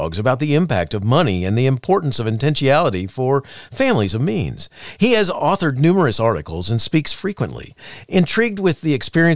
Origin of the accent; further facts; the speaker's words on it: Daytona Beach, Florida, United States; also born or lived in Chicago; growing up in Daytona Beach, Florida